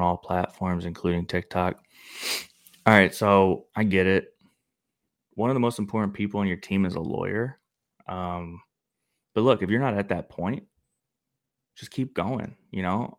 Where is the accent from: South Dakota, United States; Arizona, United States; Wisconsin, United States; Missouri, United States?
Missouri, United States; St. Louis; I'm from Missouri